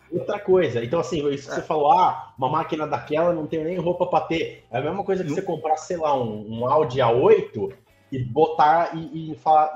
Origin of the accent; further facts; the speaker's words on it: Santos, São Paulo, Brazil; aqui em Santos, onde eu, de onde eu sou, né? Onde eu estou hoje